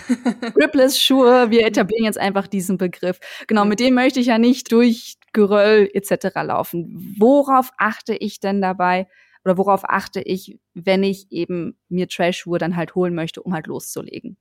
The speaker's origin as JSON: {"language": "German", "area": "Münsterland", "region": "North Rhine-Westphalia", "country": "Germany", "tie": "born or raised there", "moved": "yes", "lives_now": "Berlin, Germany", "said": "Flachlandmenschen wie mich groß geworden im Münsterland"}